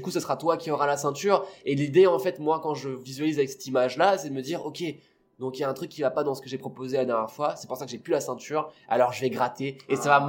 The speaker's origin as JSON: {"language": "French", "country": "Réunion", "tie": "born or raised there", "moved": "yes", "lives_now": "Toulouse, France", "said": "j'ai grandi à La Réunion, parce que je suis né là-bas, j'ai grandi, toute ma famille est là-bas"}